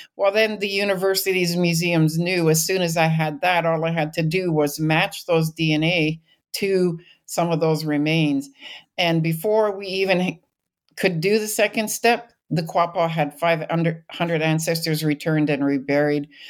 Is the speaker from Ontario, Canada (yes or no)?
no; British Columbia, Canada; moved away as an adult; I grew up in British Columbia